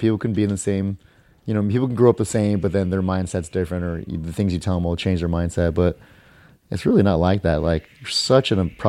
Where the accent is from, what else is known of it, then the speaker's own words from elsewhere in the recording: Los Angeles, California, United States; also born or lived in Simi Valley; I grew up in Canoga Park.